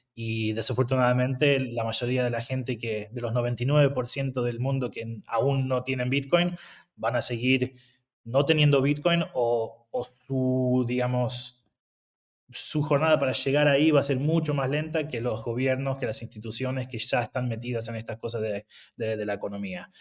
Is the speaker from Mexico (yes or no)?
no; Argentina; moved away; yo soy argentino